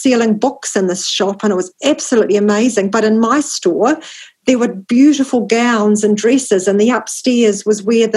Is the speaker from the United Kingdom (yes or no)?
no; New Zealand; as a New Zealander